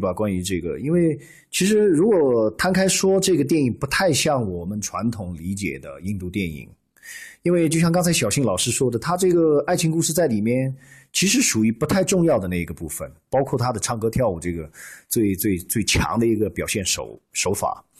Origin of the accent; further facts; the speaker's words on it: China; 如果用我们中国人的一句话，